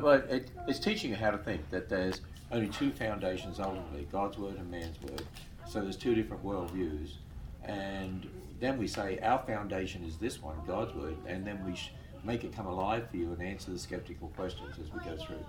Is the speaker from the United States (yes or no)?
no; Australia; I'm an Australian